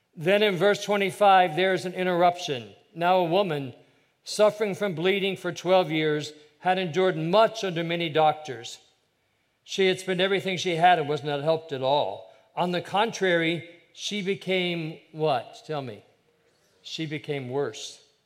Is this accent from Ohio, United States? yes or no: yes; Ohio, United States; I have a younger brother. We grew up in Ohio